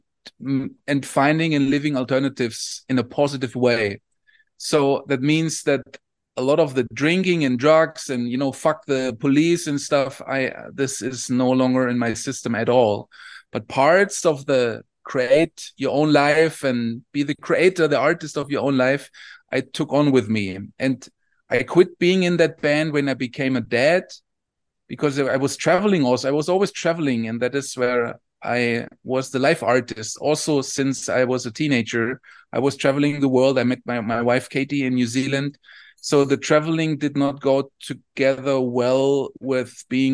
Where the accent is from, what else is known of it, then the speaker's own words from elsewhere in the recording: Southern Germany, Germany; I come from Southern Germany.